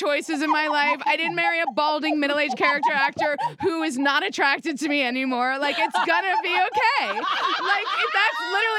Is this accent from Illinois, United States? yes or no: no; New York City, New York, United States; New York City.